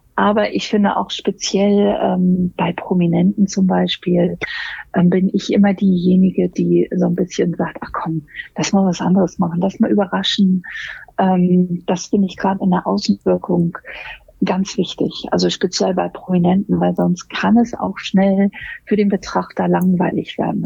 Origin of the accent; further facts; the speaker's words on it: Hamburg, Germany; also born or lived in London; Ich komme aus Hamburg